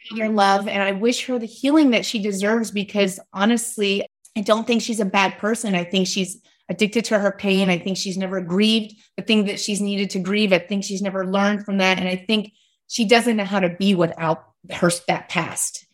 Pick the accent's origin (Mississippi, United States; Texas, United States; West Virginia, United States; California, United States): West Virginia, United States; I grew up in West Virginia